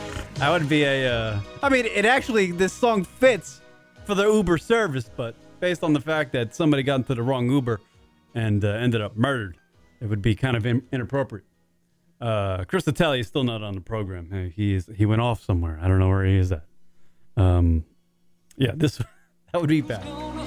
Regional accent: Ireland; I'm Irish. I like to drink.

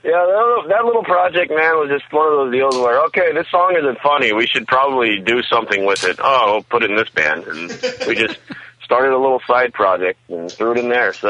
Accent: Texas, United States; I'm from Texas

